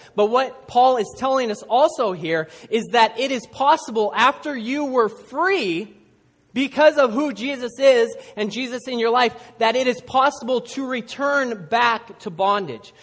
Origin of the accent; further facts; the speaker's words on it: Seattle, Washington, United States; I grew up in Seattle